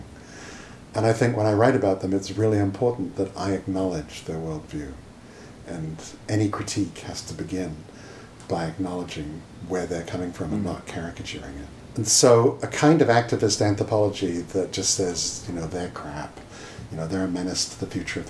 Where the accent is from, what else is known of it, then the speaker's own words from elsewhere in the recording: United Kingdom; moved away; my home country of Britain